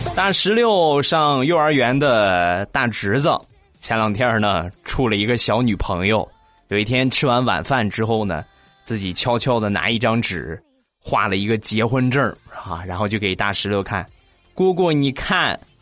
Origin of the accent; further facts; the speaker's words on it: Rizhao, Shandong, China; 就是在咱们中国山东日照。 ，啊，也就是我的家乡